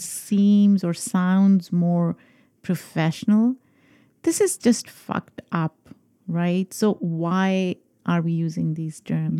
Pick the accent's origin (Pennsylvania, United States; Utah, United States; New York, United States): New York, United States; New York is my hometown.